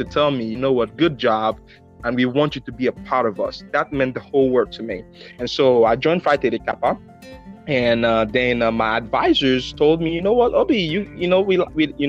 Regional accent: Benin; now in Mississippi, United States; I'm from Benin Republic in West Africa

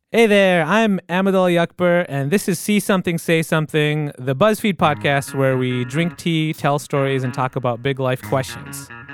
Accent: Michigan, United States; I grew up in Michigan

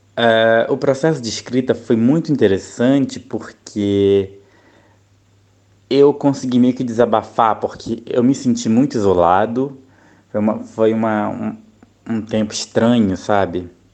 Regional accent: Rio de Janeiro, Brazil; moved away as an adult; now in Thailand; eu sou do Rio de Janeiro, né? do estado do Rio de Janeiro, mas atualmente eu moro na Tailândia

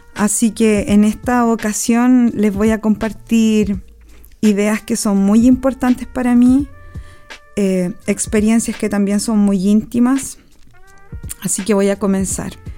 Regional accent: Chile; Nací en la Sol de Septiembre, en la población Sol de Septiembre

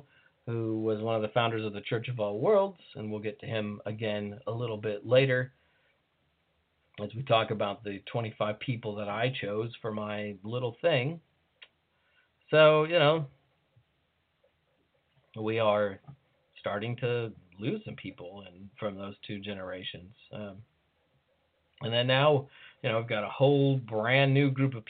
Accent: United States; as an American

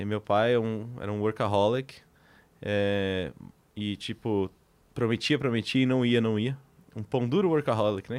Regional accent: Greater São Paulo, Brazil; nasci e cresci na Grande São Paulo

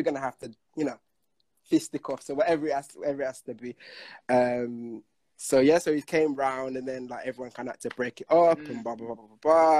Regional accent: Manchester, North West England, United Kingdom; I'm from Manchester.

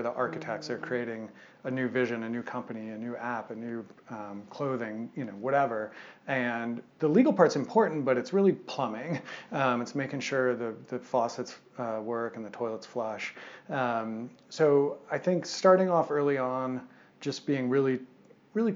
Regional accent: Madison, Wisconsin, United States; moved away as an adult; now in Boulder, United States; my hometown of Madison, Wisconsin

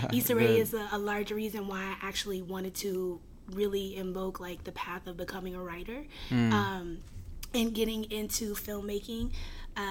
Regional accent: Maryland, United States; moved away; also born or lived in Arizona; I'm originally from Maryland.

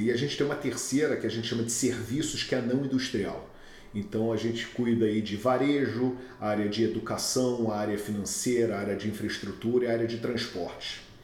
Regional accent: Rio de Janeiro, Brazil; accent: carioca; moved away as an adult; now in Houston, United States; eu sou nascido e criado no Rio de Janeiro, acho que já deu para ver com, com o sotaque

